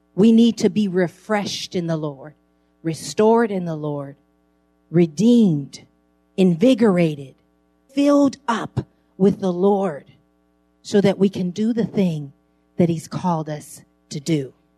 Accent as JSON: {"language": "English", "town": "San Francisco", "region": "California", "country": "United States", "tie": "born or raised there", "said": "I grew up in San Francisco, right close to Geary Street on Ellis."}